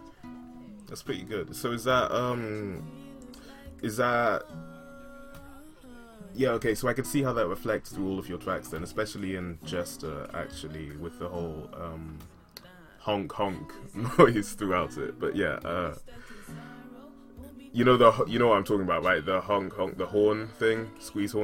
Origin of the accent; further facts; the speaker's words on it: United Kingdom; as we say in the UK.